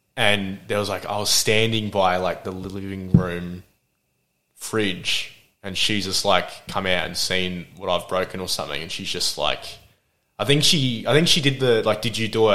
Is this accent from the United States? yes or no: no; Adelaide, South Australia, Australia; also born or lived in Glenelg; now in Melbourne, Australia; I grew up in Port Adelaide, and oh well, we I was when I was born, we were in Glenelg